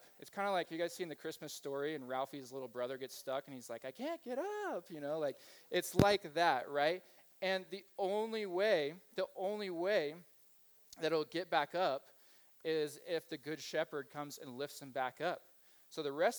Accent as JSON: {"language": "English", "region": "Kansas", "country": "United States", "tie": "born or raised there", "moved": "yes", "said": "I grew up in Kansas. I grew up in a Mennonite Brethren community"}